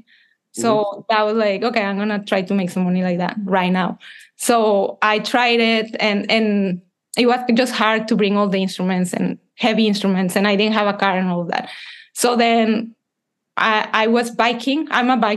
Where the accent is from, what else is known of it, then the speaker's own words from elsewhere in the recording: Monterrey, Nuevo León, Mexico; moved away as an adult; also born or lived in Canada; I'm from Mexico. I'm a composer